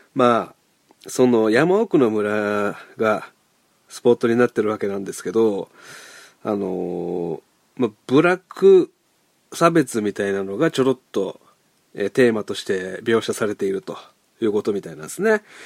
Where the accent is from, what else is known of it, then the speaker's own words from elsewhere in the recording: Hiroshima, Japan; 僕、広島出身なんですけど